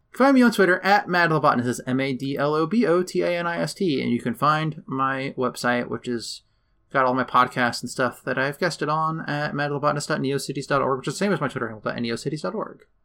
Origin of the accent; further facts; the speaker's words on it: United States; We grew up in the United States, uh, education system.